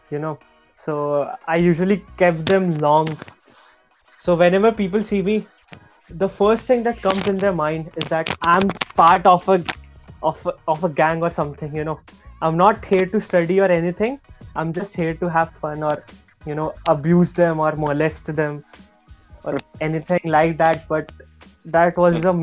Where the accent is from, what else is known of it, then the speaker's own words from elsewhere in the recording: Nigeria; So, if you consider me, I'm from Nigeria, then I'm much more